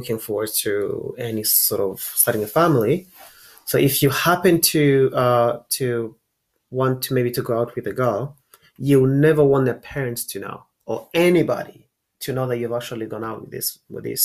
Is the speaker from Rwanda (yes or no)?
yes; Rwanda; moved away as an adult; now in United States; I am from Rwanda. I was raised in Rwanda, and I've lived here almost my whole life. And I'm in America right now.